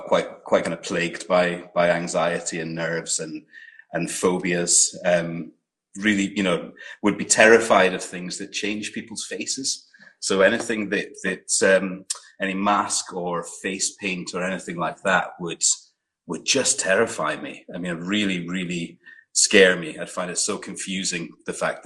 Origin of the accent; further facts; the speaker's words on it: Aberdeen, Scotland, United Kingdom; also born or lived in Glasgow / Fife; when I was nine, I moved to Aberdeen and lived there till I was 16 when I left home